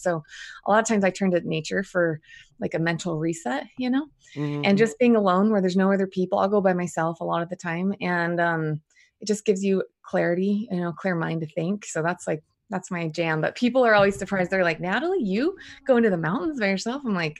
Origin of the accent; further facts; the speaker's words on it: New Jersey, United States; now in Boise, United States; So I live in Boise, Idaho. So I actually grew up I was born in New Jersey. I'm the oldest of 10 kids.